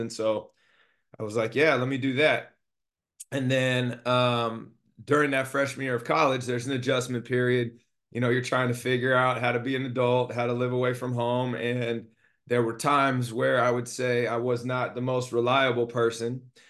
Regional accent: Monterey, California, United States; also born or lived in Alameda, California / Oakland, California; So I was born and raised in the Bay Area in California. Alameda and Oakland specifically. I moved down to the Monterey Peninsula when I was ten.

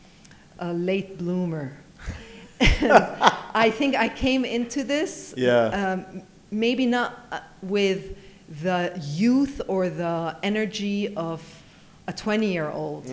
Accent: Geneva, Switzerland; now in Dubai, United Arab Emirates; Geneva, which is my hometown

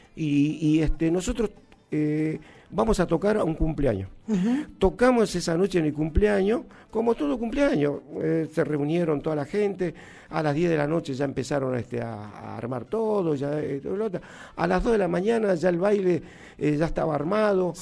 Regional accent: Humahuaca, Jujuy, Argentina; yo soy de la, de la, provincia de Jujuy, un lugar donde se llama Humahuaca. Es una localidad eh, hoy turística, muy, muy hermoso. Y este, de ahí, ahí, ahí nací yo.

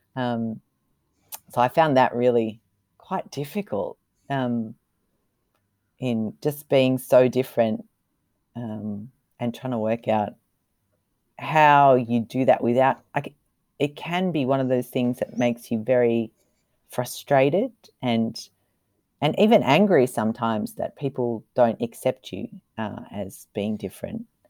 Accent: Australia; moved away as an adult; now in Kobe, Japan; as an Australian

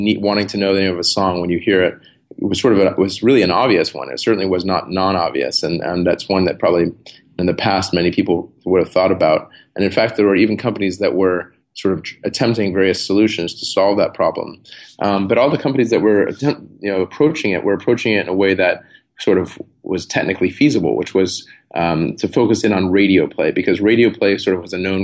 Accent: San Diego, California, United States; born or raised there

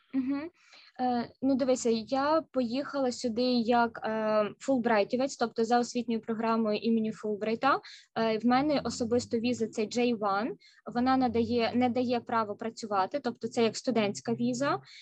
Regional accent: Kyiv, Ukraine; moved away as an adult; now in Seattle, United States; я сама родом з Києва

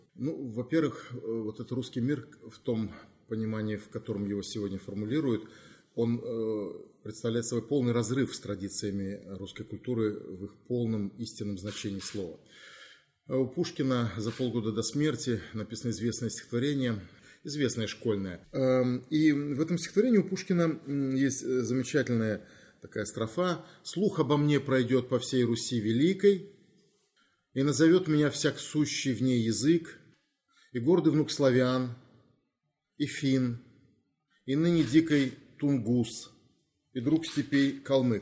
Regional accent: Crimea, Ukraine

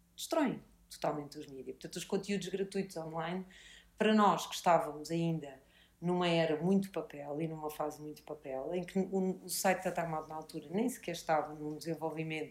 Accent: Lisbon, Portugal; nós, como lisboetas

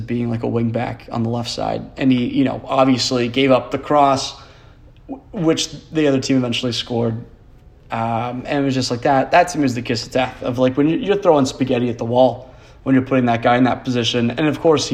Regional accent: United States; as an American

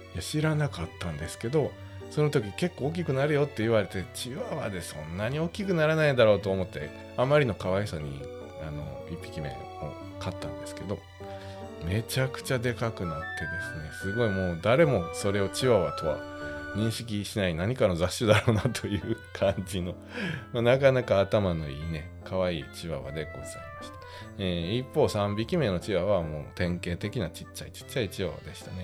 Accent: Wakayama, Japan; born or raised there

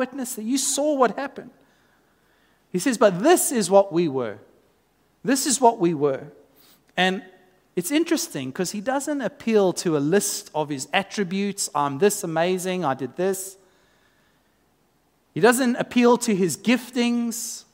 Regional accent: South Africa; now in Australia; as a South African coming into Australian culture

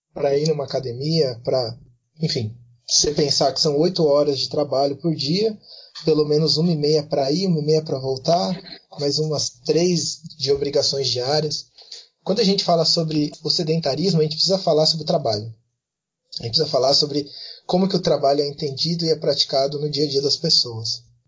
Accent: Bauru, São Paulo, Brazil; eu sou de Bauru

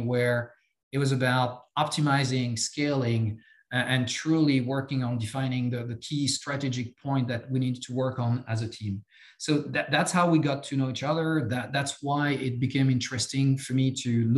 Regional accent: France; accent: French; English is a second language; moved away as an adult; I have some accent. I'm French. I grew up in France

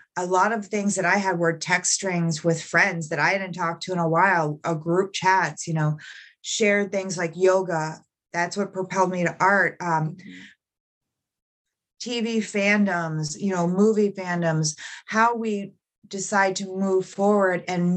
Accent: Central Florida, United States; I grew up in Central Florida, and I grew up in, you know, a poverty-stricken area

